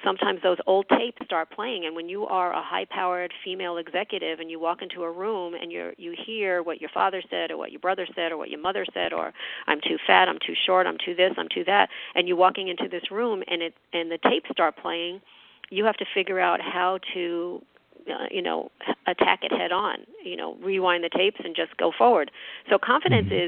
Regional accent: New York, United States; moved away; I'm a New Yorker. I, you know, I'm originally from New York

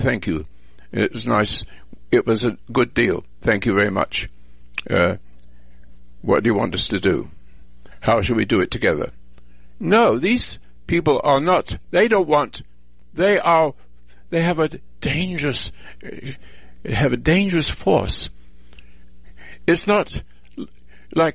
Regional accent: England, United Kingdom; now in United States; I was born in England, and I'm a veteran from World War II

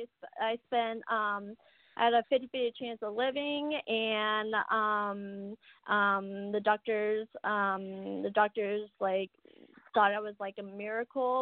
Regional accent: Arizona, United States; I was born in Arizona

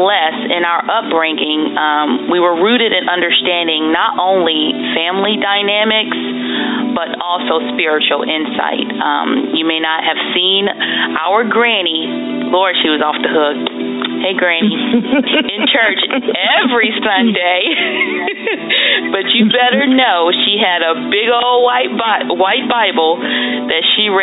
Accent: Maryland, United States; moved away; also born or lived in North Carolina; So we grew up together in Maryland. My mom decided to move us, meaning me and my sister, from Maryland to North Carolina

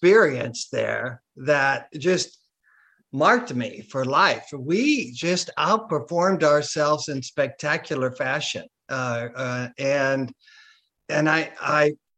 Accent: Chicago, Illinois, United States; I'm from Chicago

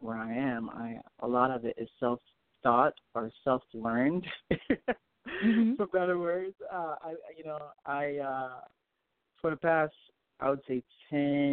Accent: Port-au-Prince, Haiti; now in United States; Well, I'm from Haiti. I was born in Haiti. I was born in Port-au-Prince, Haiti. My family came to the United States back in like 98

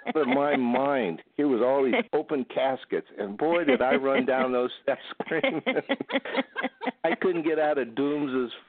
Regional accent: Ohio, United States; when I was a kid growing up in Ohio

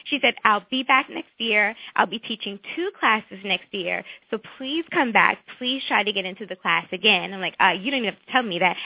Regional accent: Virginia, United States; accent: southern; moved away as an adult; also born or lived in North Carolina / New York City; I grew up in Virginia

